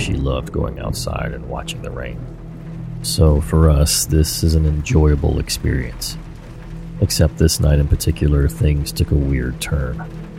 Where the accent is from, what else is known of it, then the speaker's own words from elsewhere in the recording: Oregon, United States; Me growing up in Oregon, I loved the rain.